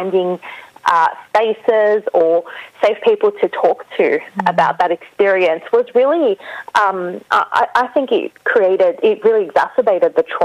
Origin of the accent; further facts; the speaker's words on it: Australia; I was born in Australia, so I got to know my grandmother, who lived in Lebanon, very briefly